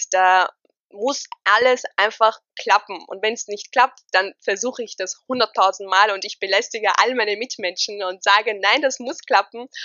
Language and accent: German; Austria; Ich bin 25 Jahre alt. Oh Gott, fühle ich mich alt. Ich bin Österreicherin mit tunesischen Wurzeln.